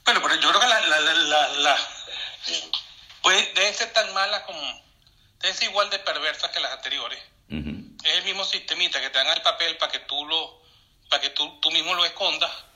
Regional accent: Venezuela; todos los venezolanos

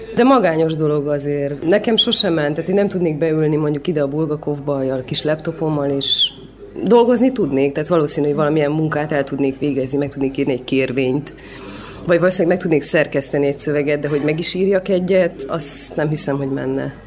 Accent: Cluj-Napoca, Cluj County, Romania; én itt nőttem fel Kolozsáron

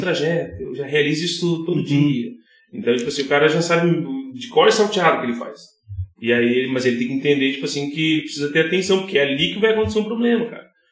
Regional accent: Novo Hamburgo, Rio Grande do Sul, Brazil; also born or lived in São CP (unclear, birthplace); eu sou de Novo Hamburgo

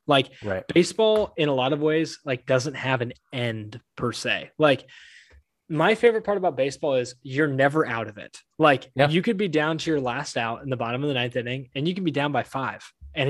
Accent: Anaheim, California, United States; I grew up around Anaheim. So like I follow the Angels pretty closely just because they're the hometown team, but big San Francisco Giants fans in my house.

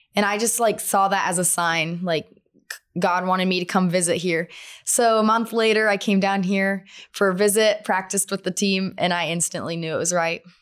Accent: Twin Falls, Idaho, United States; I'm from Twin Falls, Idaho

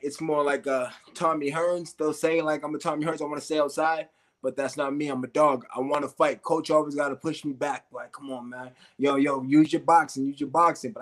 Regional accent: Massachusetts, United States; we're from Massachusetts

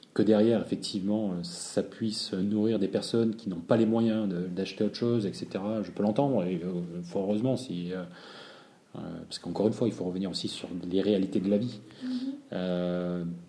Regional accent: Marseille, Provence-Alpes-Côte d'Azur, France; je suis marseillais

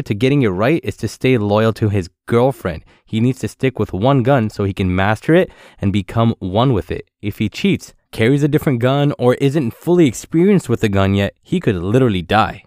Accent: Ottawa, Ontario, Canada; growing up in Ottawa.

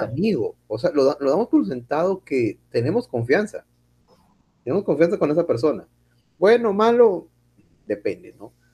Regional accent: Peru; somos peruanos

